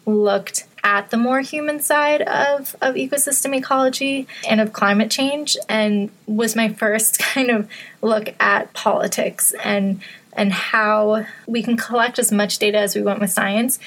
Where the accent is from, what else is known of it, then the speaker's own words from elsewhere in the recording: Western Massachusetts, United States; moved away as an adult; also born or lived in upstate New York; I grew up in Western Massachusetts and had a big backyard that opened up into a forest.